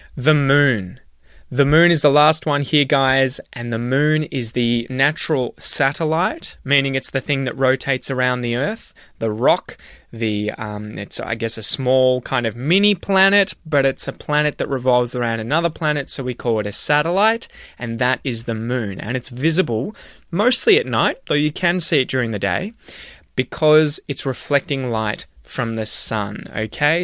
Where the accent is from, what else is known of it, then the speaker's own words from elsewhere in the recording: Australia; being Australian